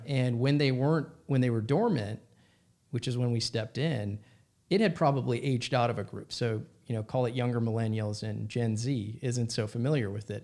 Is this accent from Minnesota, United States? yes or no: yes; Minnesota, United States; I grew up in Minnesota